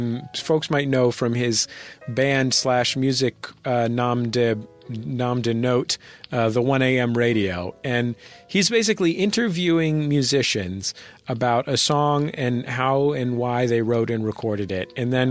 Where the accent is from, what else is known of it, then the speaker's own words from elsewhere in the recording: Somerville, Massachusetts, United States; She's from Arlington. I'm from Somerville.